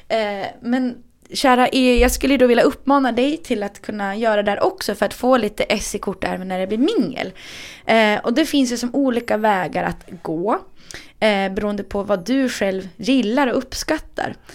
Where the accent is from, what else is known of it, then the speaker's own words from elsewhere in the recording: Härnösand, Västernorrland County, Sweden; also born or lived in Rättvik / Sundsvall; now in Stockholm, Sweden; Nej, men jag är från Härnösand. och sen har jag bott i Rättvik och Sundsvall och nu massa år i {S0} Stockholm.